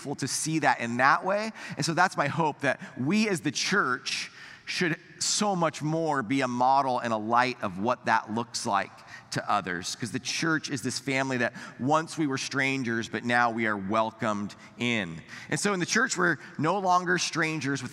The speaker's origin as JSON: {"language": "English", "country": "United States"}